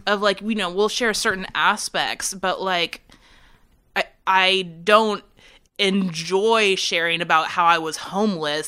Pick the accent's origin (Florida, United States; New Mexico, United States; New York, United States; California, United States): California, United States; San Francisco Bay Area; also born or lived in Chicago; now in Winston-Salem, United States; I'm originally from California. I'm from the San Francisco Bay Area